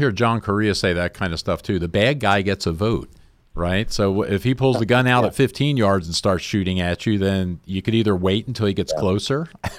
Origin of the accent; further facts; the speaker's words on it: New Jersey, United States; now in San Diego, United States; because I grew up in New Jersey, and we used to get thunderstorms every summer, and I really miss those because we really don't get them out here in San Diego.